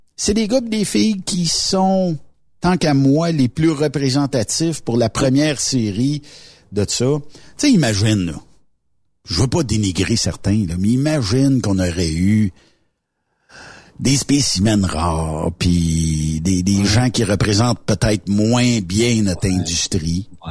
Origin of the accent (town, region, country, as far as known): Quebec, Canada